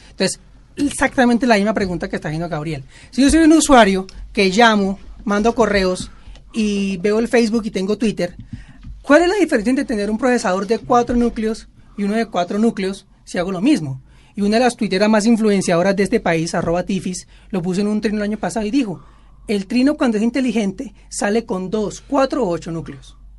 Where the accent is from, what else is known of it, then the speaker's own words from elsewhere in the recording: Bogotá, Colombia; now in Barranquilla, Colombia; Yo soy bogotano nacionalizado barranquillero